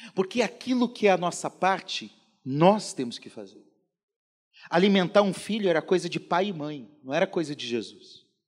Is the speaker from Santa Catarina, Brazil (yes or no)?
no; Paraná, Brazil; moved away; Lá no Paraná, onde eu nasci